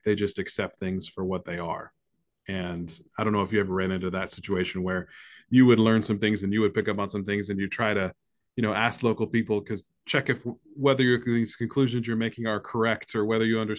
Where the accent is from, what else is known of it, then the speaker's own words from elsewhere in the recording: United States; we're American